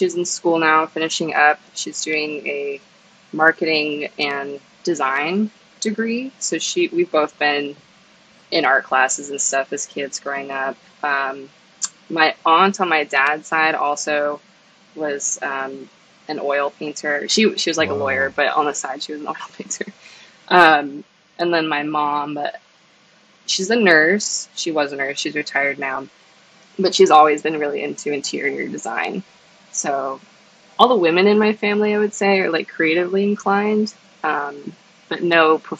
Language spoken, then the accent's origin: English; San Diego, California, United States; what was it like growing up in San Diego? {S1} It's beautiful. The weather is perfect year round. I was lucky enough to live like pretty close to the beach.